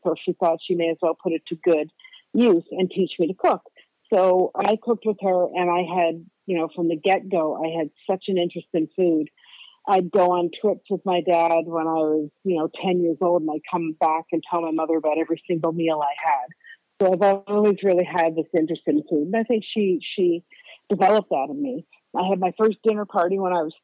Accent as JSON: {"language": "English", "town": "Kingston", "region": "Ontario", "country": "Canada", "tie": "born or raised there", "also_born_or_lived": "Paris / Colorado", "said": "I was born in Kingston, Ontario, in Canada"}